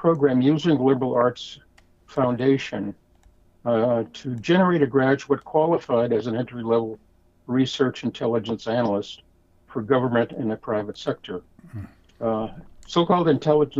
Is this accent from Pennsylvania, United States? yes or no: yes; Erie, Pennsylvania, United States; moved away as an adult; return to my hometown, Erie